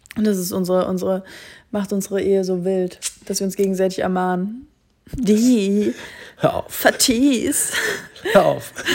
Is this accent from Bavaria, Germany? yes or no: no; Kassel, Hesse, Germany; moved away; in Kassel, meiner Heimatstadt